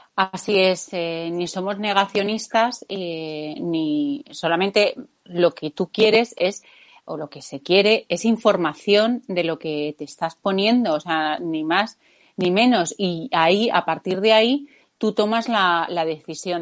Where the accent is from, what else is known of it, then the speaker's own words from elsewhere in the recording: Spain; aquí, como los españoles